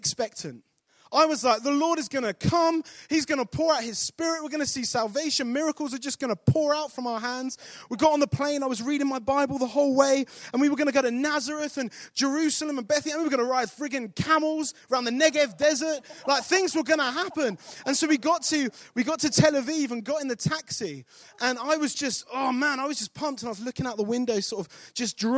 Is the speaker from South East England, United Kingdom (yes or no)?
yes; Kent, South East England, United Kingdom; now in Nottingham, United Kingdom; I grew up in Kent, not far from here, 50 minutes on the high speed from St. Pancras.